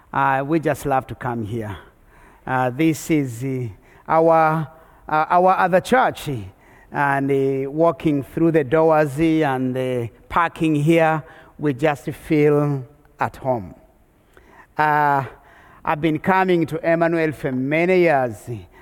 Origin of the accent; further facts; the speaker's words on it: Rwanda; now in United States; my home country of Rwanda had a genocide, and the genocide was the climax read of the entire refugee crisis. 1 million people killed in 90 days, and now I'm on my way out of Africa to America to go to school